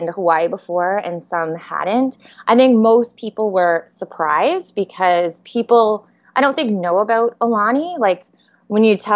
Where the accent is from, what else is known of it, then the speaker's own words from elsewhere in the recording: Edmonton, Alberta, Canada; moved away as an adult; now in Niagara Falls, Canada; We are from Edmonton. That is 8 hours north of the Montana border. But we recently moved to Niagara Falls